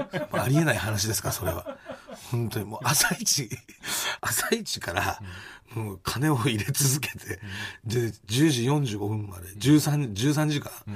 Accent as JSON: {"language": "Japanese", "town": "Asahi", "region": "Chiba", "country": "Japan", "tie": "born or raised there", "said": "地元の千葉県の朝日"}